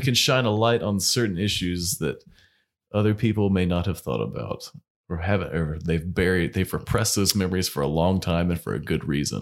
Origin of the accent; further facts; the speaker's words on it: North Carolina, United States; Growing up in North Carolina